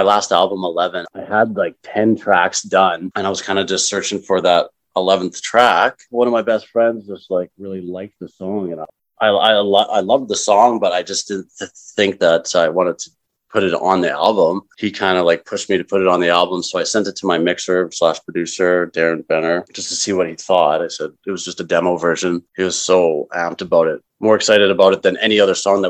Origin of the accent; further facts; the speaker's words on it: Calgary, Alberta, Canada; also born or lived in Toronto / Vancouver; I was born and raised in Calgary, so it's home